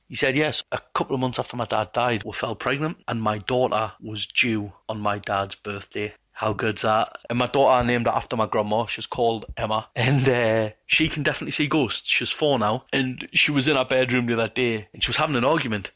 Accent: Newcastle upon Tyne, North East England, United Kingdom; I'm from Newcastle, England.

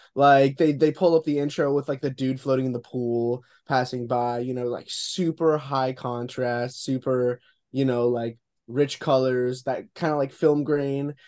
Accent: Boca Raton, Florida, United States; I'm just gonna say Boca Raton, Florida

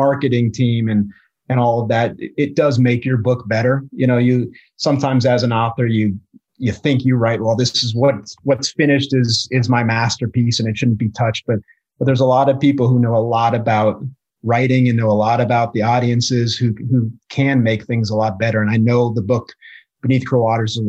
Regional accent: Boulder, Colorado, United States; also born or lived in Midwest / Oregon / New York City / Longmont, Colorado; I grew up in Colorado. I grew up in Boulder.

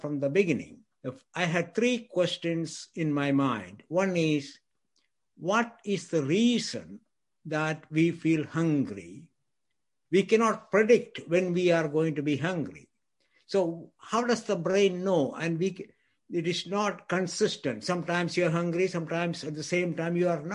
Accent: India; moved away as an adult; also born or lived in Scotland / Texas; now in United States; I grew up in India. I went to medical school in India.

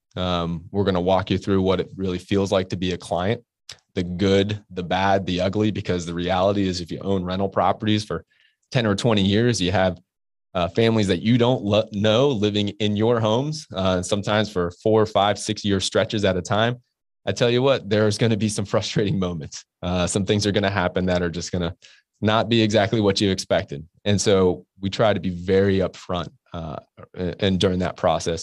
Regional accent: Orlando, Florida, United States; moved away as an adult; also born or lived in Pittsburgh; now in Jacksonville, United States; I grew up in Orlando and, uh, went to the University of Florida

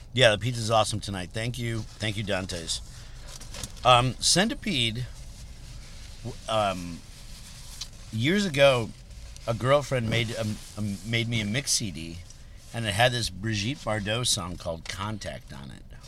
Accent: Berwyn, Illinois, United States; also born or lived in Chicago; I grew up in Berwyn.

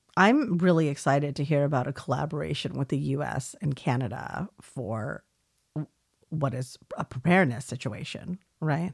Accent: California, United States; we didn't have anything like that in California

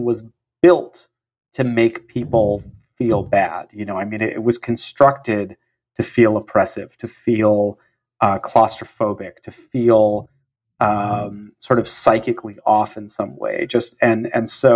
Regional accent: San Jose, California, United States; I grew up in San Jose, California

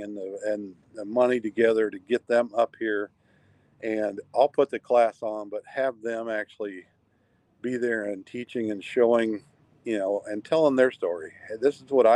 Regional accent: Kansas City, Missouri, United States; now in Alaska, United States; I'm born and raised in Kansas City

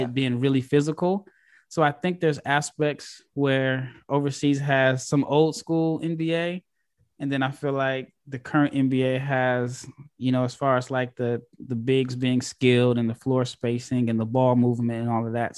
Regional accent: United States; I'm this American guy

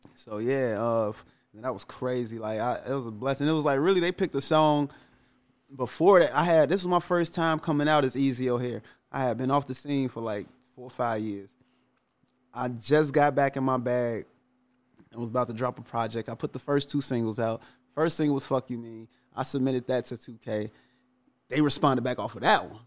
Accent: Chicago, Illinois, United States; also born or lived in Calumet City, Illinois; Cabrini was crazy. Like going to school because I went to school in the middle of the projects

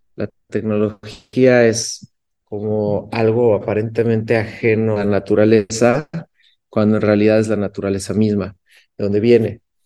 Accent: Cuernavaca, Morelos, Mexico; Cuernavaca, Morelos, que es en la ciudad donde nací en México

